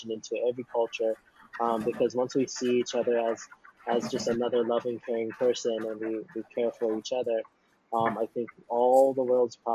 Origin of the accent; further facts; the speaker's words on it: Philippines; the favorite thing about being Filipino